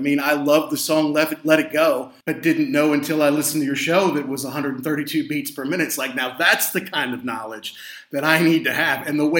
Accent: United States; being an American.

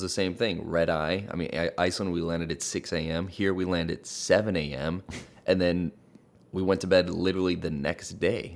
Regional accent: Hawaii, United States; now in Los Angeles, United States; I grew up in Hawaii and now I live in L

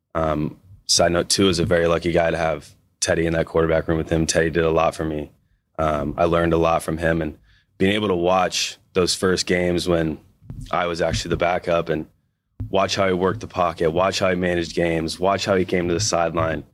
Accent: Missouri, United States; moved away as an adult; now in Seattle, United States; a kid growing up in Missouri

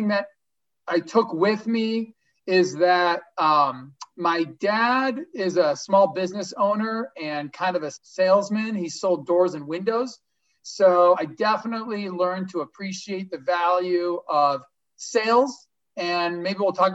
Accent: Los Angeles, California, United States; I grew up in LA. My dad's from Israel. My mom's American.

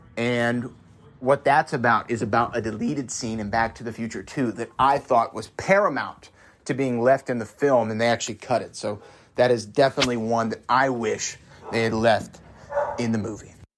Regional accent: Houston, Texas, United States; I'm from Texas and we grow up with Westerns

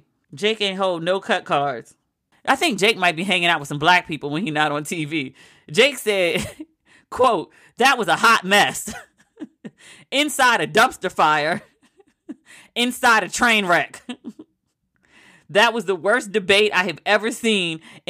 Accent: United States; I am embarrassed to be an American right now. I am embarrassed. I'm going to start telling people I'm Canadian, eh?

